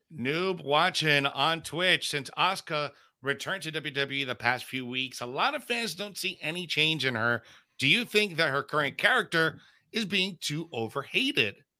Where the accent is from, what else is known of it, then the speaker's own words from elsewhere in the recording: Bayamón, Puerto Rico; that's my hometown, Puerto Rico